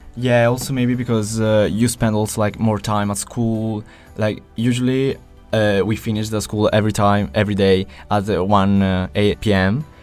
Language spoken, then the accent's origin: English; Italy; we're from Italy